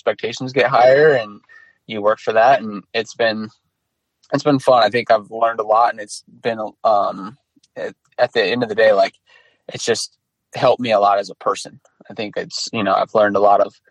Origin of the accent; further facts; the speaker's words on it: Iowa, United States; I grew up in Iowa